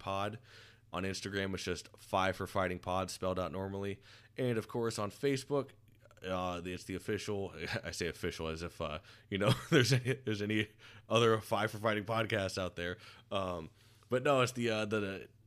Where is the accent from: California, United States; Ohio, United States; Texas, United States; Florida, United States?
Florida, United States; growing up down in Florida